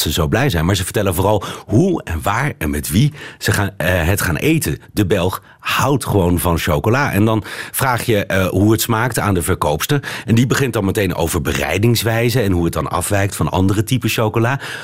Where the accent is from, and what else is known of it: Netherlands; also born or lived in Beirut, Lebanon; now in Belgium